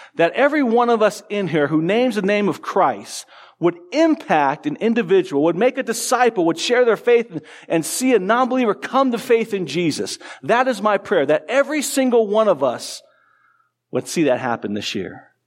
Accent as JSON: {"language": "English", "town": "Tucson", "region": "Arizona", "country": "United States", "tie": "born or raised there", "said": "I grew up in Tucson, A, Arizona"}